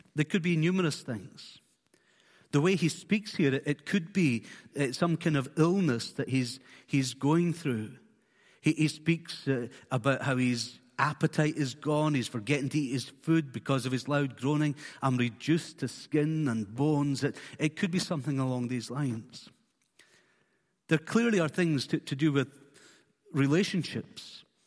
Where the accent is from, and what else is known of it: Isle of Skye, Scotland, United Kingdom; born or raised there; also born or lived in Fort William